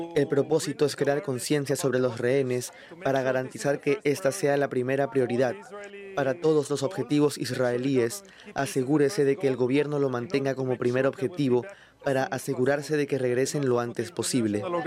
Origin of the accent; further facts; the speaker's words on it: Nicaragua; moved away as an adult; now in United States; la Iglesia Católica de mi país